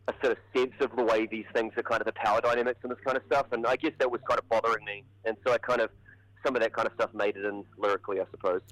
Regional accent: Hamilton, Waikato, New Zealand; We're both from Hamilton.

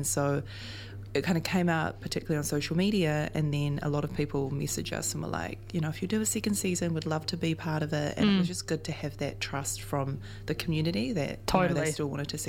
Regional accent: Auckland, New Zealand; I grew up in Ponsonby and Greyland.

